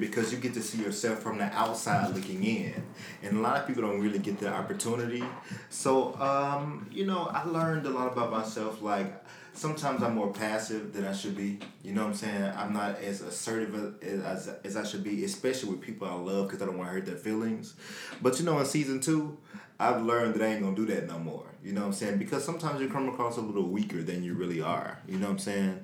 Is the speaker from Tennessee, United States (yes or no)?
yes; Memphis, Tennessee, United States; I'm from Memphis.